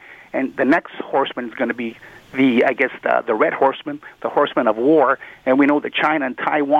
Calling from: Brampton, Ontario, Canada; By the way, it's Brampton, not Brantford.

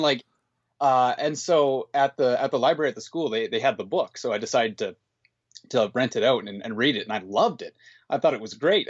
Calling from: Grande Prairie, Alberta, Canada; I'm calling from Grand Prairie, Alberta, Canada

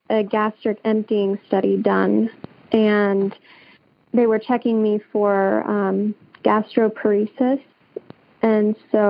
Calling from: Scottsbluff, Nebraska, United States; I'm calling from Nebraska, Scotts Bluff, Nebraska.

